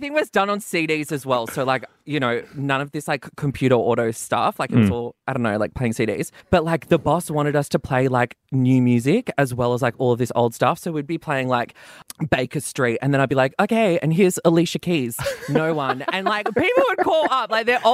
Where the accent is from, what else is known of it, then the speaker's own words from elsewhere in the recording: Perth, Western Australia, Australia; moved away as an adult; also born or lived in Tweed Heads; I'm from Perth.